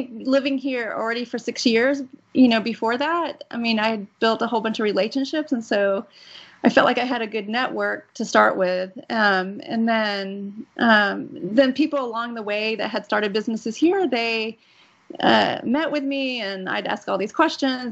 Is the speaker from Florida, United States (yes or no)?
no; Dallas, Texas, United States; moved away as an adult; also born or lived in Boston; now in Moscow, Russia; I grew up in Texas